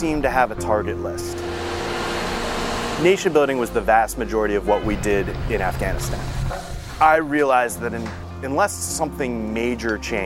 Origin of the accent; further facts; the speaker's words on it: Camp Hill, Pennsylvania, United States; I'm originally from Camp Hill, Pennsylvania